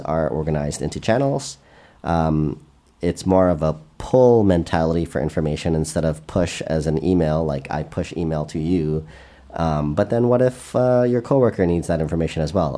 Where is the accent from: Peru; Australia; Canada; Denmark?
Canada; I'm Canadian